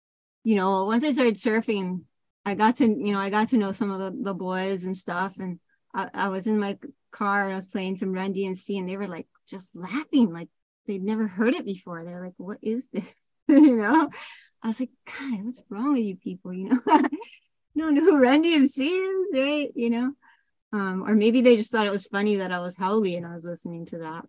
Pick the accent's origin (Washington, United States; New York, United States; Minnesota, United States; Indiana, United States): Washington, United States; Seattle; I mean, I was from Seattle, like, you know, it's the Pacific Sound. There's no waves. I mean, not where I was from.